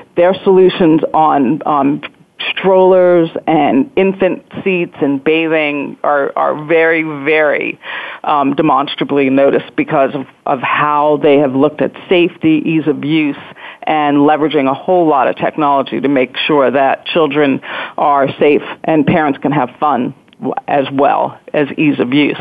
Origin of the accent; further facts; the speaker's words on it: New York, United States; now in Pittsburgh, United States; I'm not a native Pittsburgher. I'm originally from New York